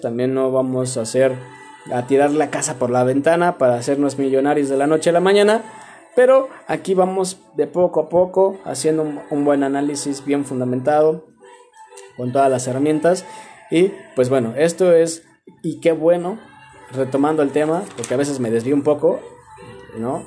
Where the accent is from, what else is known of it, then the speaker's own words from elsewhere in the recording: Mexico; somos acá de México